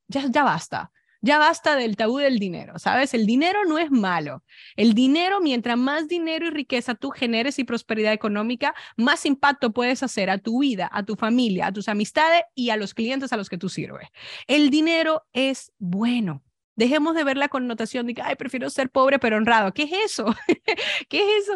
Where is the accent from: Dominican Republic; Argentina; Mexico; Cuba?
Dominican Republic; also born or lived in Spain; now in United States; Yo soy dominicana